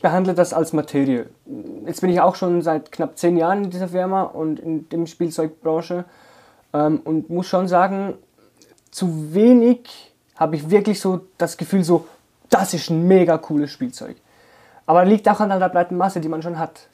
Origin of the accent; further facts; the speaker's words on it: Zurich, Switzerland; bei uns in Zürich